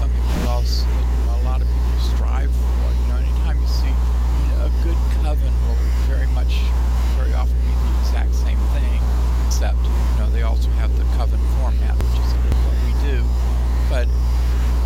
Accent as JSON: {"language": "English", "country": "United States", "said": "we're Americans, and I love being an American. I'm proud to be an American"}